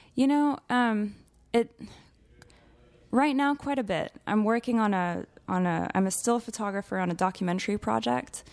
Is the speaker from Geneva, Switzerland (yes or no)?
yes; Geneva, Switzerland; moved away as an adult; now in Texas, United States; growing up in Switzerland